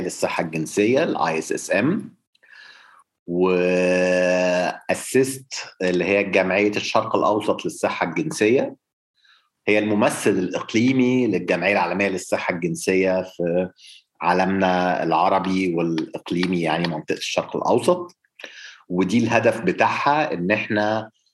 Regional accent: Egypt; احنا عندنا في مصر

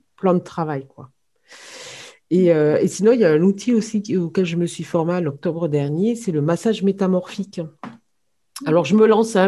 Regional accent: Hérault, Occitania, France; moved away; also born or lived in Nantes / Lille / Ain; je suis revenue dans ma région d'origine, hein, puisque je, suis, je suis originaire de l'Hérault.

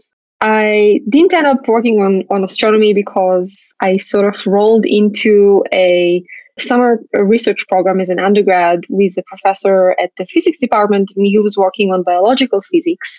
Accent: Israel; I grew up in Israel

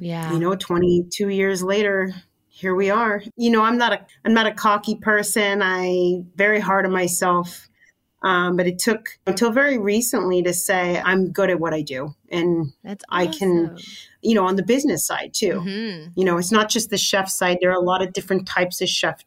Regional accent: California, United States; now in New York, United States; Growing up in California, I think there was definitely a lot more Mexican chefs

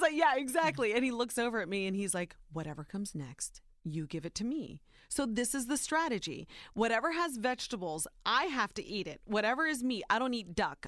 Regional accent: Ohio, United States; born or raised there

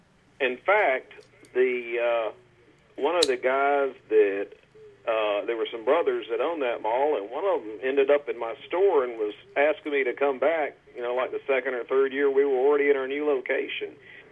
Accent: Raleigh, North Carolina, United States; moved away; In Raleigh, North Carolina.

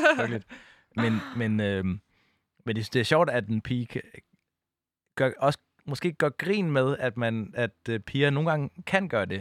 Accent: Odense, Southern Denmark, Denmark; moved away; jeg var bare ham fra Odense

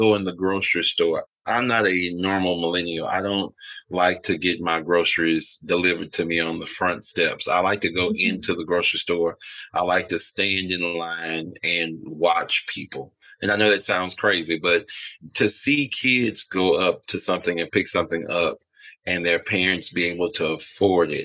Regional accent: Alexandria, Louisiana, United States; moved away; I grew up in Alexandria, Louisiana.

